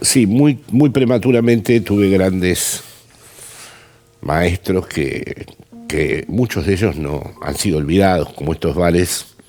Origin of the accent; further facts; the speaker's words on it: Buenos Aires, Argentina; now in Spain; soy un intelectual porteño que vive en, España